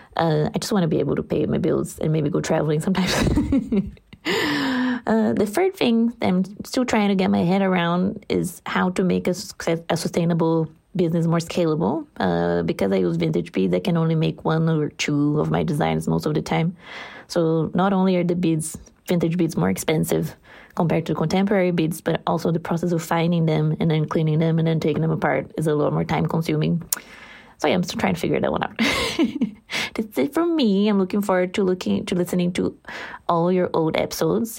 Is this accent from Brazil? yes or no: yes; Brazil; English is a second language; 'cause I'm Brazilian, so English is not my first language